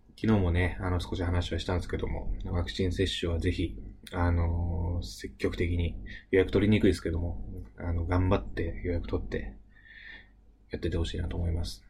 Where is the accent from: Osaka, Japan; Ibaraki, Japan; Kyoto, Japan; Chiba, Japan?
Ibaraki, Japan; 僕はね、あの、茨城出身なんですけどもね